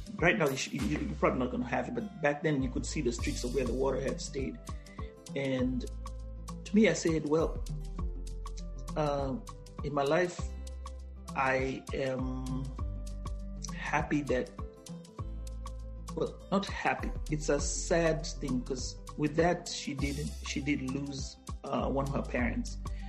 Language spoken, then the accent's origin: English; Kenya; English is a second language; "Yeah, I'm from Africa." That's what I always say. "I'm from Kenya."